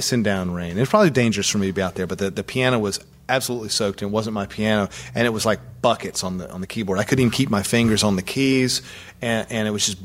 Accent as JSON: {"language": "English", "region": "the South", "country": "United States", "said": "I'm from the South"}